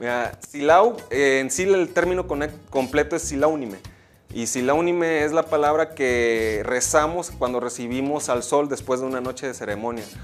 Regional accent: Mexico; nosotros como mexicanos

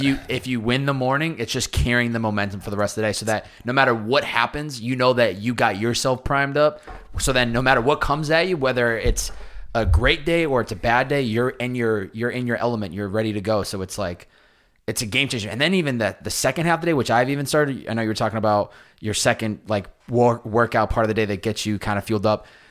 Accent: Boston, Massachusetts, United States; growing up in Boston

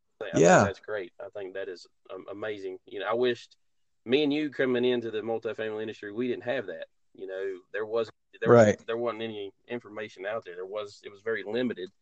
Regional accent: hometown with Mitchell Community College, North Carolina, United States; Mitchell Community College, which is a local school or college here in my hometown

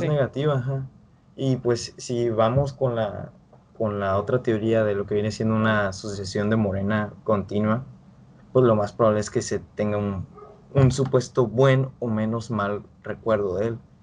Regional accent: Mexico

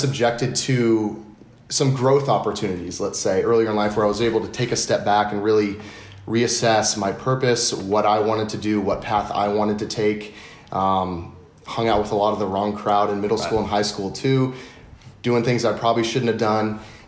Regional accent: Dallas, Texas, United States; born there; also born or lived in East Coast; So I was born in Dallas, Texas, and then moved around on the East Coast a good bit.

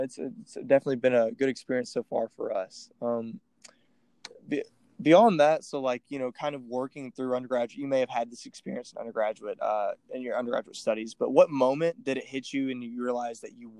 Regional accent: Florence, Alabama, United States; I'm a junior from Florence, Alabama, that studies economics and political science here at UA

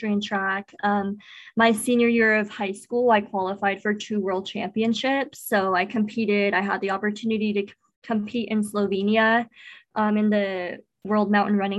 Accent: Apple Valley, United States; where I grew up in Apple Valley

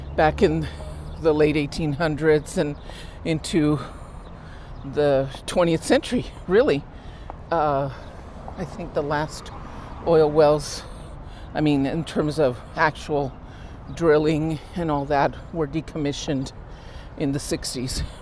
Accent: Los Angeles, California, United States; I've seen it be built. I've lived here my whole life

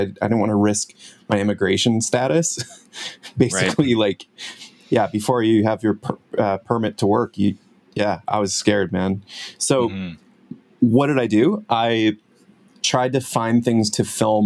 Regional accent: United States; moved away as an adult; also born or lived in Hong Kong; now in Vancouver, Canada; I'm originally from the States, so now I'm Canadian

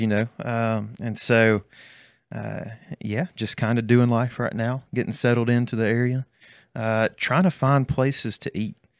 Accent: Birmingham, Alabama, United States; moved away as an adult; also born or lived in Jasper, Alabama; now in Ridgeland, United States; I'm from Birmingham, Alabama. Uh, so, grew up just north of there. Uh, went to school at Jasper High School

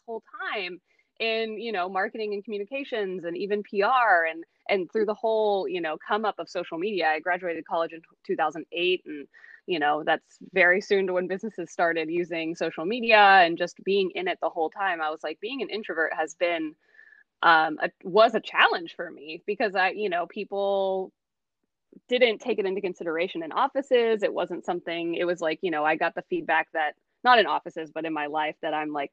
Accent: Texas, United States; moved away as an adult; also born or lived in Oakland, California / Los Angeles, California; I was born in Oakland, California, grew up in Texas

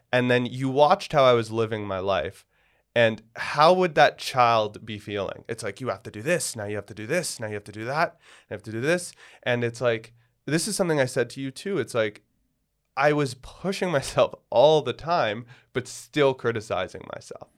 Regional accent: Toronto, Ontario, Canada; moved away; I grew up in Toronto

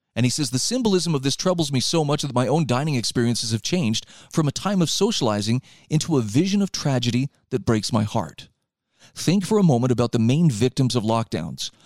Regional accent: Utah, United States; here in my home state of Utah

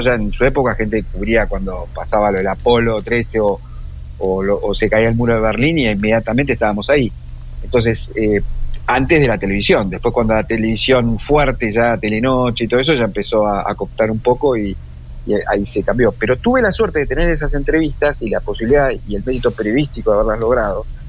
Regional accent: Argentina; nosotros como argentinos

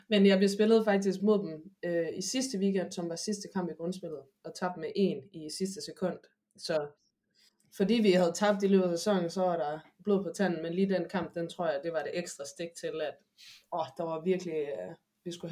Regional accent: Aarhus, Central Denmark Region, Denmark; moved away as an adult; now in Madrid, Spain; fik min basketopvækst i Åby Høj.

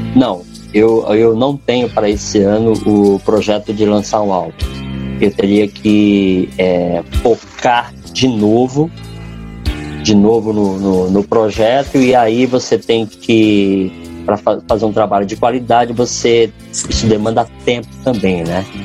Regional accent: São Paulo, Brazil; Eu sou de São Paulo

